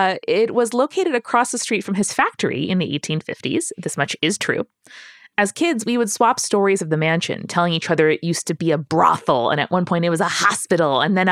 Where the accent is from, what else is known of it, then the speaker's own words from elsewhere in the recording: Gardner, Massachusetts, United States; My second story is back in my hometown of Gardner, Massachusetts. It's a small city in central Mass, about an hour and a half west of Boston.